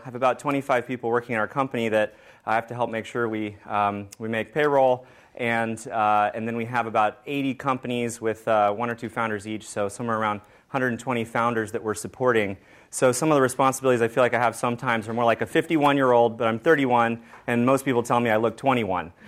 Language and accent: English; Georgetown, Texas, United States; I was born in Texas